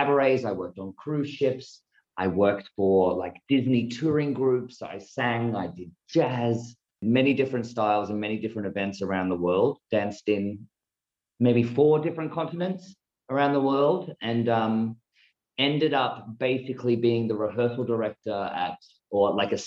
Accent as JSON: {"language": "English", "region": "small country town in Victoria", "country": "Australia", "tie": "born or raised there"}